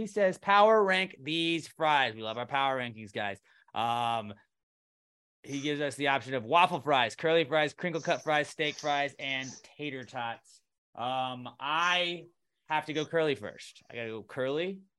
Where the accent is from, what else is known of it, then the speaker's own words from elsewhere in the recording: Houston, Texas, United States; It's H-Town. I say H-Town. But I also say I'm from